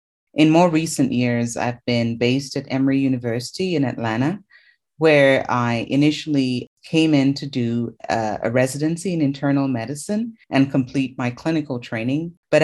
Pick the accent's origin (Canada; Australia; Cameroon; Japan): Cameroon; moved away as an adult; I'm originally from Cameroon, which is where I did my medical training.